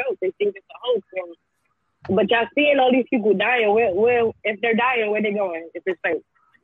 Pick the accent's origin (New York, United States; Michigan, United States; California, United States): New York, United States; New York City; now in Louisiana, United States; I'm from Brooklyn.